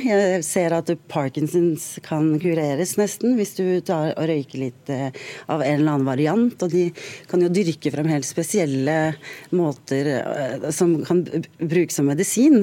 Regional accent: Drammen, Buskerud, Norway; jeg er fra Drammen.

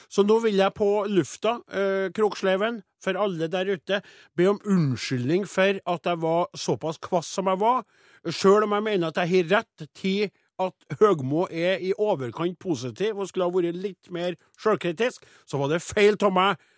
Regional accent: Namdalen, Trøndelag, Norway; oppe i Namdalens land, der jeg kommer ifra

